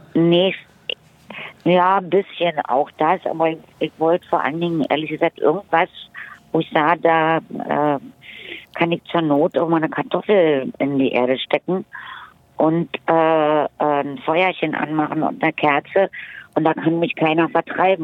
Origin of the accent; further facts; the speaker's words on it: Berlin, Germany; bin in Friedrichshain geboren, ich bin groß geworden zwischen Charlottenburg, Charlottenburg und, und Mitte